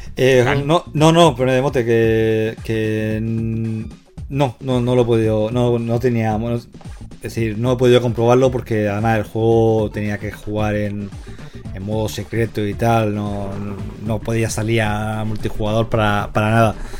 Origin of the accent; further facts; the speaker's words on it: Levante, Spain; yo crecí en el Levante